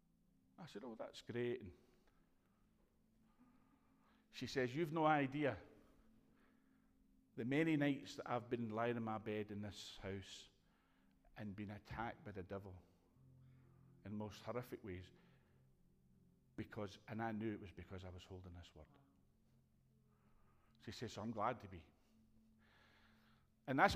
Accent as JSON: {"language": "English", "region": "Scotland", "country": "United Kingdom", "said": "we're Scottish"}